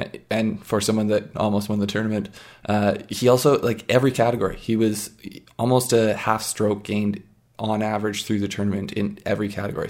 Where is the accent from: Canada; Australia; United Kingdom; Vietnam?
Canada